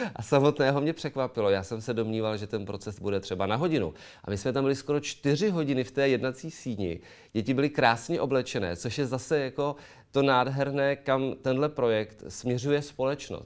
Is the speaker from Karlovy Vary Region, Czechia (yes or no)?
yes; Karlovy Vary, Karlovy Vary Region, Czechia; u nás v Karlových Varech